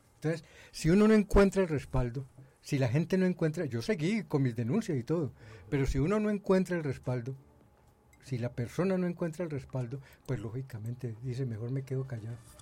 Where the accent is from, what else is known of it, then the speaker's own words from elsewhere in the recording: Roldanillo, Valle del Cauca, Colombia; yo me fui a trabajar fuera de Roldanillo durante 15 años y cuando regresé casi me pierdo en Roldanillo.